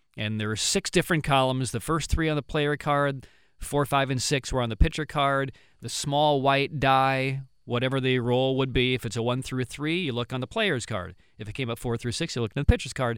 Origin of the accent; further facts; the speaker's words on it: Pontiac, Illinois, United States; moved away; my hometown